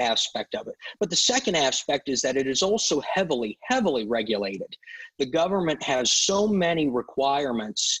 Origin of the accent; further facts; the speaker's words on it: Canton, Ohio, United States; moved away as an adult; also born or lived in Bloomington, Illinois; now in Eureka, United States; I was born and raised in Canton, Ohio. I grew up there, went to high school there